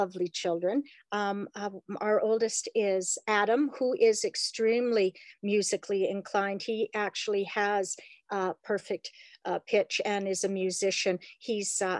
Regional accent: Calgary, Alberta, Canada; I am a native Albertan. I was born in Calgary, actually, so I'm a native Calgarian.

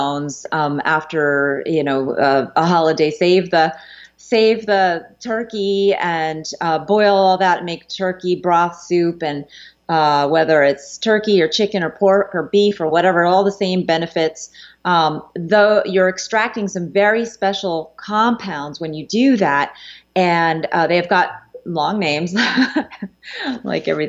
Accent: United States; as a child growing up as an American child

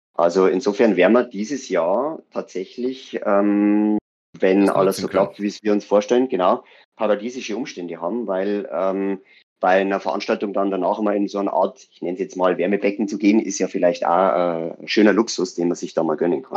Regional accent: Weiden, Bavaria, Germany; bei uns in Weiden

